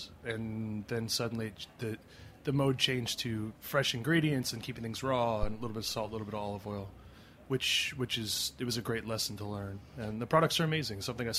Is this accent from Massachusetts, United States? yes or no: no; Scottsdale, Arizona, United States; I started cooking back in my hometown in Scottsdale in Arizona.